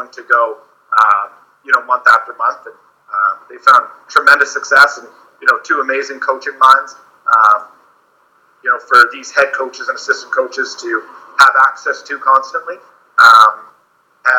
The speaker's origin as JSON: {"language": "English", "town": "Uxbridge", "region": "Ontario", "country": "Canada", "tie": "born or raised there", "also_born_or_lived": "North Bay", "said": "I was born and raised in Uxbridge"}